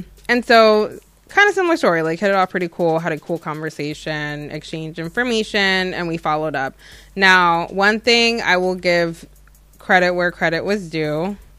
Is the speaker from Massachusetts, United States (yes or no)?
no; New Jersey, United States; Well, for the record, folks, I am from Jersey.